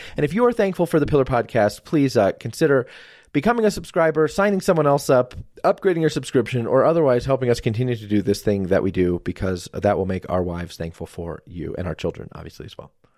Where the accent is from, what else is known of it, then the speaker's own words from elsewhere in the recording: New Jersey, United States; moved away; also born or lived in Colorado; we're from New Jersey